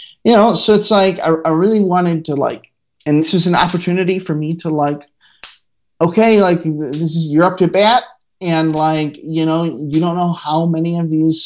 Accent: Midwest, United States; I am from the Midwest

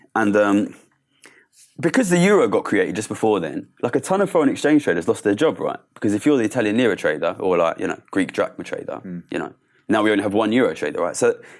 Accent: Ilford, London, United Kingdom; I grew up in Ilford, which is in East London. Quite poor background

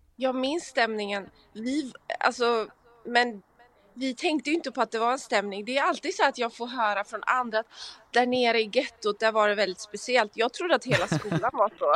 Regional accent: Gothenburg, Västra Götaland, Sweden; accent: göteborgska (Gothenburg dialect); moved away as an adult; also born or lived in Stockholm; now in Los Angeles, United States; där kommer göteborgskan fram

